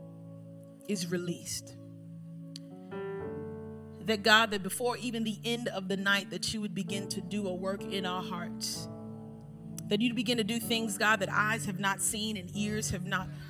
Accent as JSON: {"language": "English", "town": "New York City", "region": "New York", "country": "United States", "tie": "born or raised there", "also_born_or_lived": "Miami", "moved": "yes", "said": "Growing up in Brooklyn, there's some terms that I probably would say right now that you wouldn't understand"}